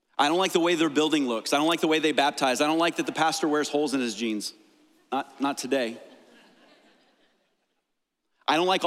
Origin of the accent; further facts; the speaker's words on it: United States; I absolutely love being an American.